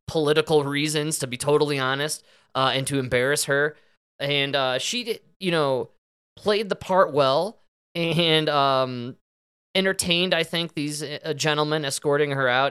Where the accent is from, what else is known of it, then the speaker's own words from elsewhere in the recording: Denver, Colorado, United States; my hometown